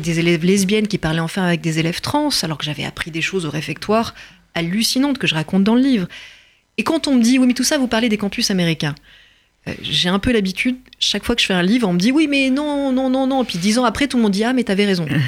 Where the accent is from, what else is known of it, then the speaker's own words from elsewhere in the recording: France; je suis française